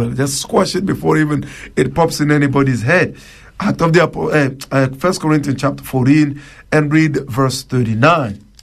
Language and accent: English; DR Congo; first language Tshiluba; English is a second language; It means the Lord, the Almighty God, in Chiluba, which is my native tongue.